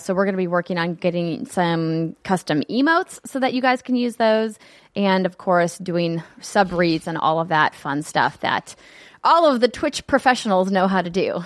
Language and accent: English; North Dakota, United States; moved away; my home state, North Dakota